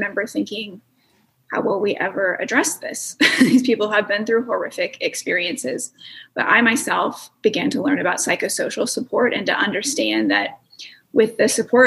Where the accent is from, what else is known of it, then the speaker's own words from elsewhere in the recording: United States; I'm from the United States